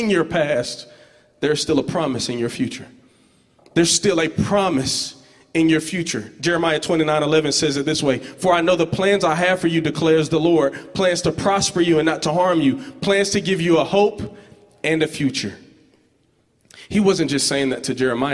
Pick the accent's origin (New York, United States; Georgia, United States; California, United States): Georgia, United States; Georgetown; I'm from this place called Georgetown, Georgia. It's like on the outskirts of Albany